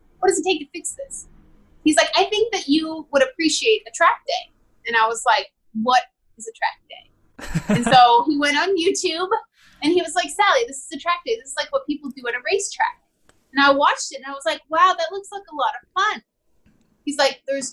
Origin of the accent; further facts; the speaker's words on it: Missouri, United States; also born or lived in Wyoming; now in Arizona, United States; I grew up in small town Missouri with like 14,000 people.